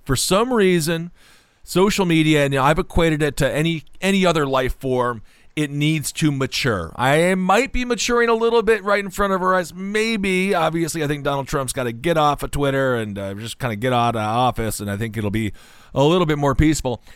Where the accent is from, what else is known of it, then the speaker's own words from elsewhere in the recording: Wisconsin, United States; moved away; I'm from Wisconsin originally. The Midwest is a relatively polite spot.